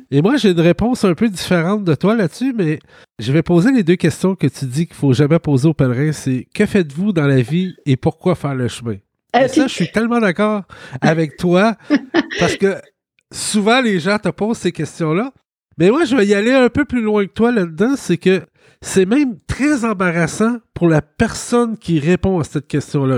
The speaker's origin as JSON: {"language": "French", "region": "Quebec", "country": "Canada", "said": "je venais du Québec"}